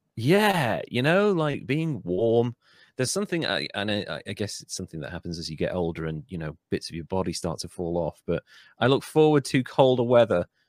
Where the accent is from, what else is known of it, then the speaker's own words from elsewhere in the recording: Wales, United Kingdom; I'm Welsh.